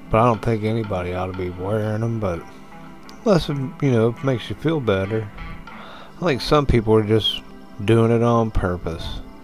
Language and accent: English; United States; as an American